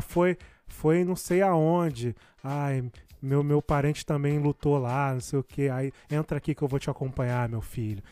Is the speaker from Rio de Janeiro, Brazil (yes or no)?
yes; Rio de Janeiro, Brazil; Eu também sou de Jardim América